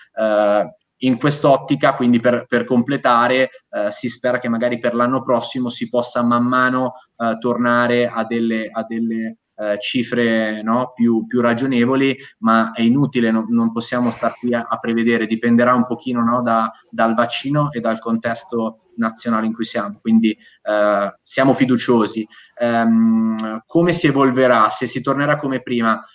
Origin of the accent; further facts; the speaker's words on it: Ancona, Marche, Italy; io sono di Ancona, quindi sono, sono marchigiano